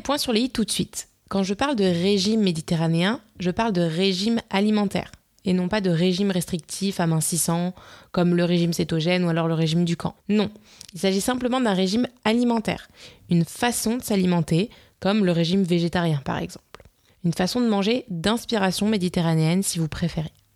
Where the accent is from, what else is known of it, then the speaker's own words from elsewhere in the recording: Nice, Provence-Alpes-Côte d'Azur, France; en tant que niçoise